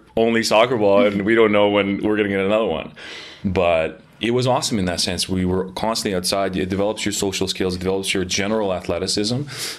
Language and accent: English; Sarajevo, Bosnia & Herzegovina; also born or lived in Belgrade, Serbia; now in Canada; from the Balkans. Born originally in Sarajevo in the former Yugoslavia. Mm-hmm. Serbian background, Montenegrin, but I regard myself like I'm from the Balkans.